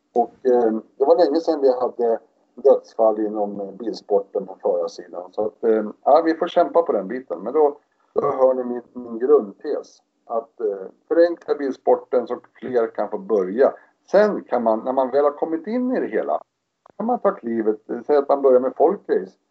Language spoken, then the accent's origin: Swedish; Stockholm, Stockholm County, Sweden; moved away as an adult; jag är ju uppväxt utanför Stockholm i ett villaområde i Spånga